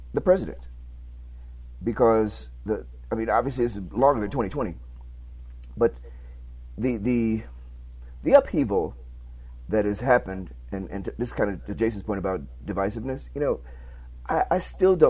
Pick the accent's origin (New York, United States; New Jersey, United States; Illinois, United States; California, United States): Illinois, United States; Chicago; I'm from Chicago